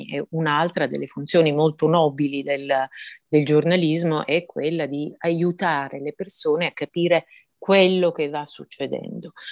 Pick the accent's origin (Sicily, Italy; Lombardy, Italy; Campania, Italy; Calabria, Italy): Sicily, Italy; Messina; moved away as an adult; also born or lived in Palermo / Rome; io sono nata a Messina, come lei diceva, sono cresciuta là, eh, me ne sono andata a 21 anni dalla città perché, per andare a fare il giornalismo, insomma, prima a Palermo, poi a Roma.